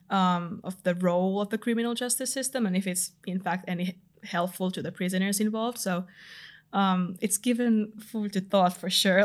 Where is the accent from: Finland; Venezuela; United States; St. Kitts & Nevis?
Finland; accent: Finnish; moved away as an adult; now in London, United Kingdom; I'm from Finland